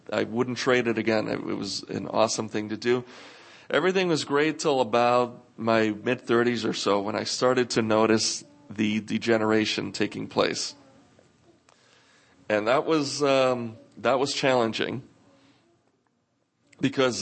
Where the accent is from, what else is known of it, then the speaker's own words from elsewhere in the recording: New York, United States; growing up in New York